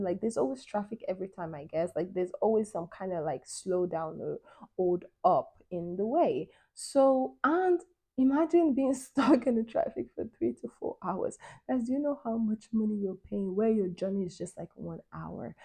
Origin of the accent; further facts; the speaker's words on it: Nigeria; moved away; also born or lived in Europe; growing up in Nigeria as a, as a kid